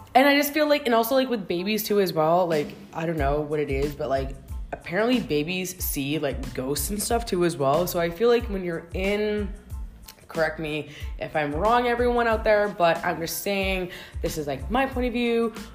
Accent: Canada; as a Canadian

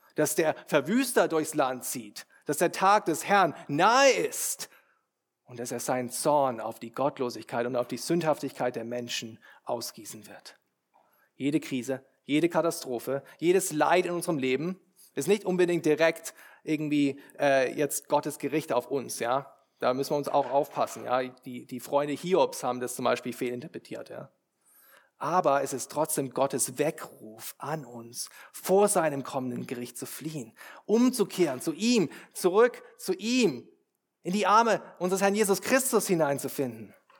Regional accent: Germany; wir als Deutsche

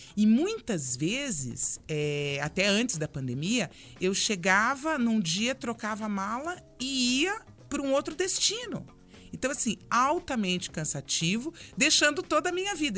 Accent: Londrina, Paraná, Brazil; also born or lived in Brasília; now in Curitiba, Brazil; Eu sou de Londrina e morei muitos anos em Brasília

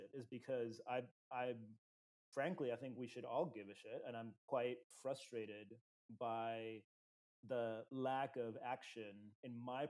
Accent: Uruguay; I grew up in Latin America. I grew up in Uruguay specifically.

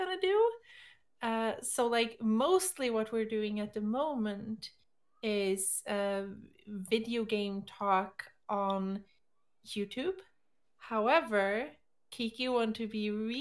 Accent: Sweden; English is a second language; I'm also from Sweden

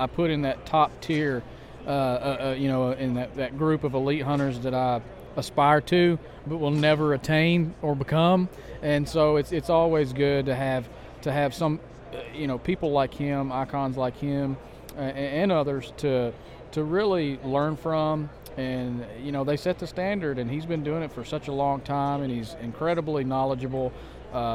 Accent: Kentucky, United States; also born or lived in South Carolina; I'm born and raised in Kentucky

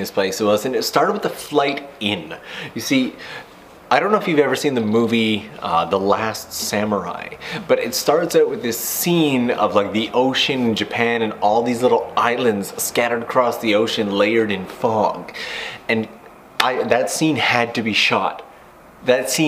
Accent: Canada; now I'm from a slightly smaller town in Canada

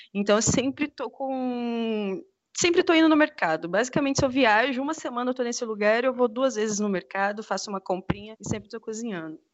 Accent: Mato Grosso do Sul, Brazil; eu sou do Mato Grosso do Sul

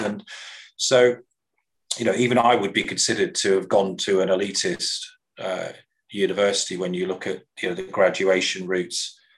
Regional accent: Coventry, West Midlands, United Kingdom; where I was born in the English Midlands

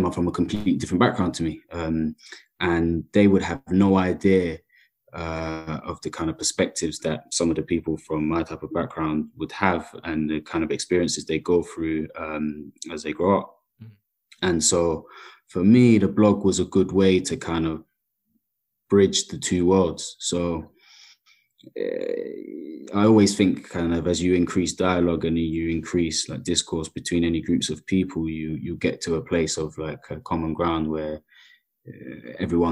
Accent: London, United Kingdom; I grew up in predominantly council estates as a kid in South London

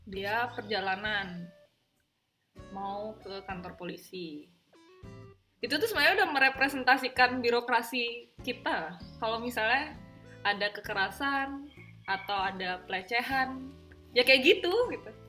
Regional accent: Sumbawa, West Nusa Tenggara, Indonesia; kan kita juga dari Sumbawa

